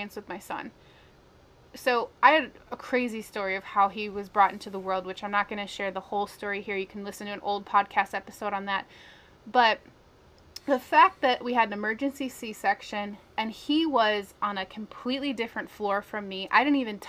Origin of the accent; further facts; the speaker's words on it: Minnesota, United States; I'm from Minnesota